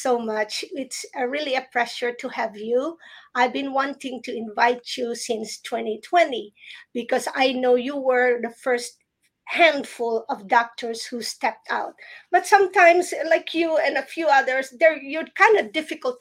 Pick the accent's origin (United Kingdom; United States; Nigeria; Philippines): Philippines; moved away; I grew up in the Philippines